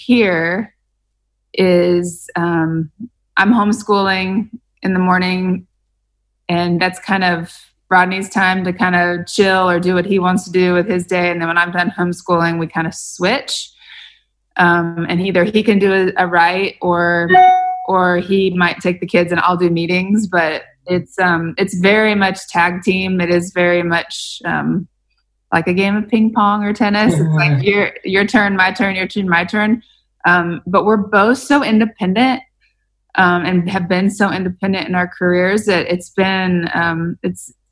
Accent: Sterling, Kansas, United States; moved away as an adult; we built a house in my hometown in rural Kansas, this little town called Sterling

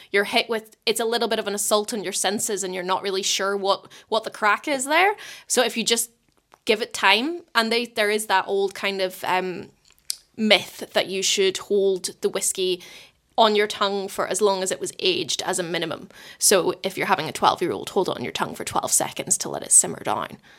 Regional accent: Portstewart, Northern Ireland, United Kingdom; moved away as an adult; also born or lived in Scotland; now in New Zealand; being from North Coast of Ireland, I'm from Port Stuart, it's just around the coast from, uh, Bush Mills

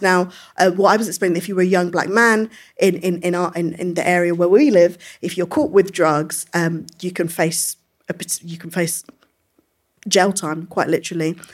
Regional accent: London, United Kingdom; I came from, which isn't very far from here, it's Brixton Hill

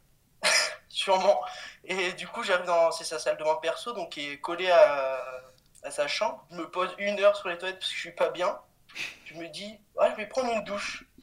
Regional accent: Cannes, Provence-Alpes-Côte d'Azur, France; je viens de, de Cannes. Et je suis au lycée en terminale

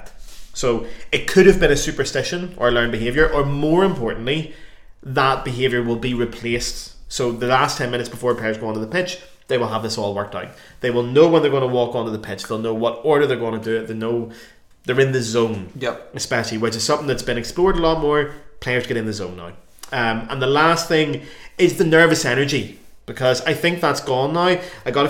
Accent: Ireland; moved away; we're Irish

